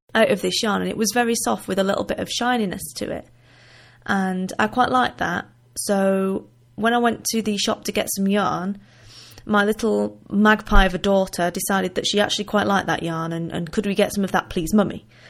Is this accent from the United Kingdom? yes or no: yes; Wigan, North West England, United Kingdom; accent: northern; now in Limpopo, South Africa; originally I am from the northwest of England, in a town called Wigan, which is in between Liverpool and Manchester. So I do still have a little bit of a northern accent